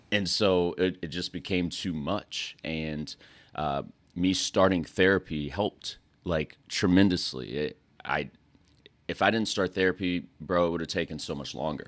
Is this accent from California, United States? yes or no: no; West Texas, United States; moved away as an adult; also born or lived in North Carolina; I'm from West Texas.